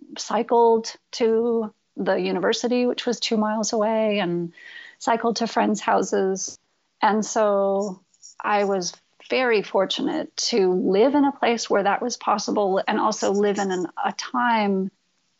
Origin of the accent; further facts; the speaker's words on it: Storrs, Connecticut, United States; also born or lived in New Jersey; I was born in New Jersey, and I spent about 6 months there with my parents before they moved to northeastern Connecticut, Storrs, Connecticut